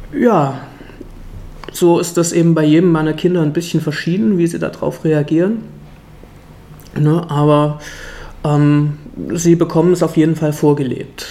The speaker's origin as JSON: {"language": "German", "town": "Leipzig", "region": "Saxony", "country": "Germany", "also_born_or_lived": "Friedenau, Berlin", "moved": "yes", "lives_now": "Berlin, Germany", "said": "Ich komme auch aus dem Osten, nämlich ursprünglich aus Leipzig"}